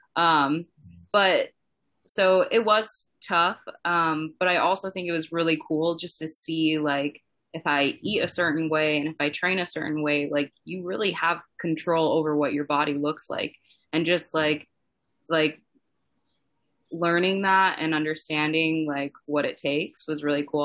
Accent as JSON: {"language": "English", "area": "Twin Cities, Minneapolis–St. Paul", "region": "Minnesota", "country": "United States", "tie": "born or raised there", "moved": "as an adult", "said": "I grew up in the Twin Cities, like just in the suburbs south of Minneapolis, St. Paul"}